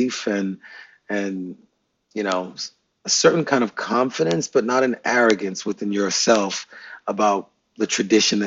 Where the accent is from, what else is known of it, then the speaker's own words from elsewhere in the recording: New York City, New York, United States; I'm from Brooklyn, New York